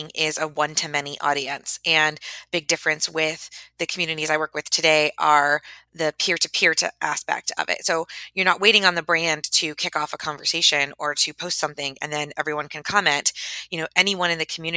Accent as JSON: {"language": "English", "town": "Tampa", "region": "Florida", "country": "United States", "tie": "born or raised there", "moved": "yes", "said": "I was living in my hometown of Tampa"}